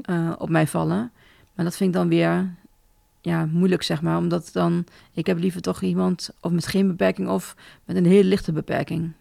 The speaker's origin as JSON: {"language": "Dutch", "town": "Dalfsen", "region": "Overijssel", "country": "Netherlands", "said": "ik kom uit Dalfsen, dus dicht mhm. bij Zwolle."}